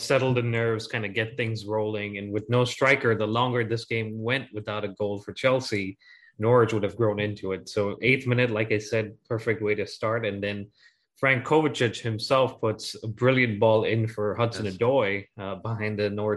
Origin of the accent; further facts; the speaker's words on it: Ghana; now in Connecticut, United States; Jackie and I were growing up in Ghana